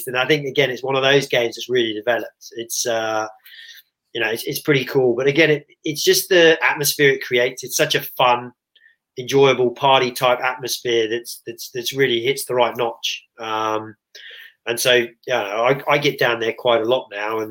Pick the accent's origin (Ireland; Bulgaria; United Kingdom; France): United Kingdom; England; as an Englishman